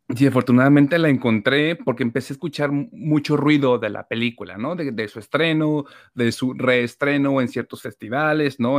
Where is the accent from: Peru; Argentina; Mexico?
Mexico; nosotros como mexicanos también tenemos una eh, sociedad súper católica